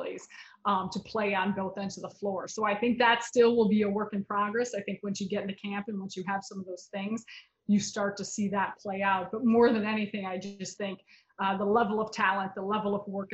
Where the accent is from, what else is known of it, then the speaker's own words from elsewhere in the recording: Chicago, Illinois, United States; now in New York, United States; I'm born and raised in Chicago